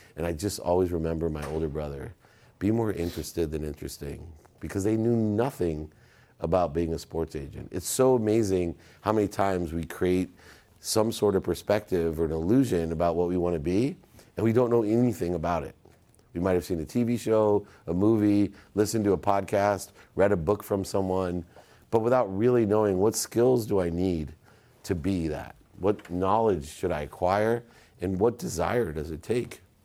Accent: Akron, Ohio, United States; moved away; I was born in Akron, Ohio

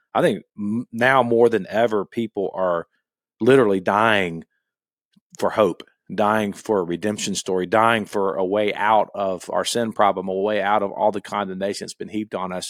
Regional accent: Gainesville, Florida, United States; I grew up in Gainesville

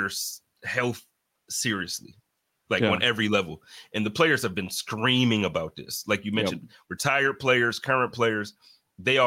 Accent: Buffalo, New York, United States; my hometown team

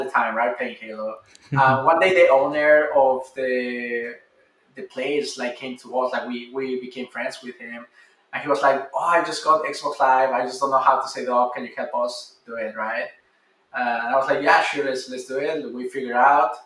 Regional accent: Mexico City, Mexico; moved away; I'm originally from Mexico City

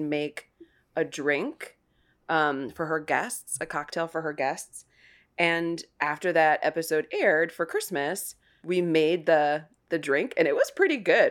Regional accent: Ohio, United States; now in New York City, United States; I grew up in Ohio

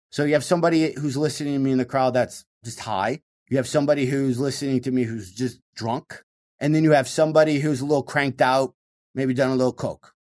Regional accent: Michigan, United States; growing up in Michigan

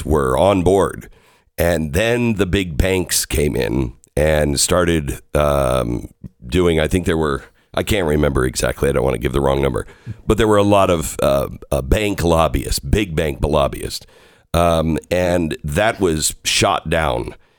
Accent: Seattle, Washington, United States; I'm from the Seattle area. I grew up in the Pacific Northwest.

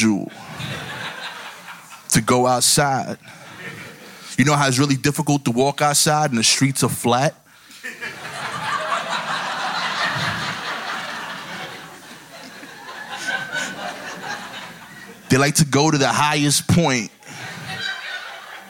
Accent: New York City, New York, United States; I'm from East New York, Brooklyn

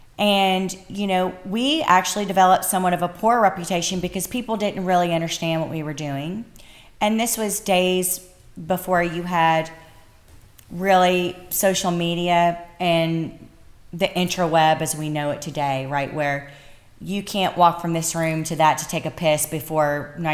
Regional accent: Bardstown, Kentucky, United States; I'm from Bardstown, Kentucky, bourbon capital of the world, and America's most beautiful small town, y'all.

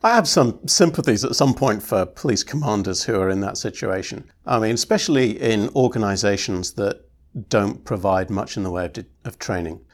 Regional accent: United Kingdom; I'm British

